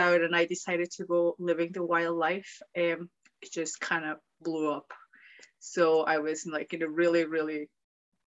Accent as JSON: {"language": "English", "country": "Mexico", "tie": "born or raised there", "moved": "as an adult", "lives_now": "Glasgow, United Kingdom", "said": "I'm from Mexico"}